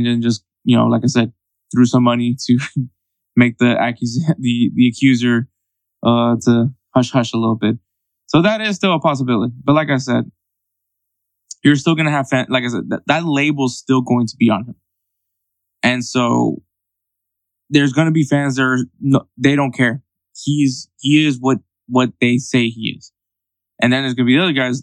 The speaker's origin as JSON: {"language": "English", "town": "Houston", "region": "Texas", "country": "United States", "said": "I'm from Houston"}